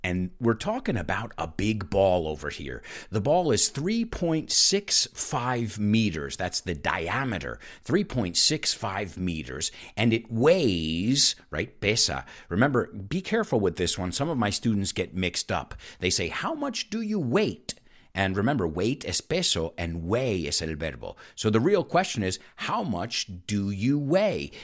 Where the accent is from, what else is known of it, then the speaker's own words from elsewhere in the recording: New York City, New York, United States; moved away; as a New Yorker